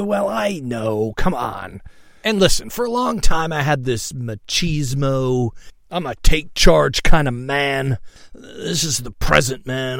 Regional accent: Seattle, Washington, United States; I was born in Seattle, all right, Swedish hospital

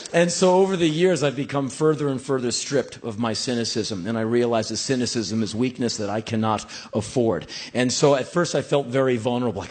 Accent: Washington, District of Columbia, United States; moved away as an adult; I grew up in Washington, D.C., seeing a few things in the streets of my hometown

